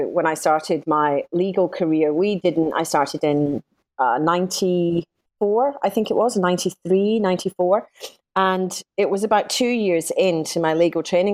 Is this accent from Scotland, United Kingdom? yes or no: yes; Scotland, United Kingdom; accent: Scottish; moved away as an adult; now in Sydney, Australia; I'm Scottish, as you might gather from my accent, and I qualified as a lawyer in Scotland.